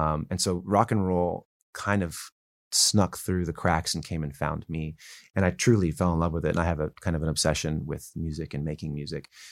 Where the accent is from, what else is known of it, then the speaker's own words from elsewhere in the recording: Calabasas, California, United States; also born or lived in Woodland Hills, California; I grew up in Woodland Hills, and then my family moved to Calabasas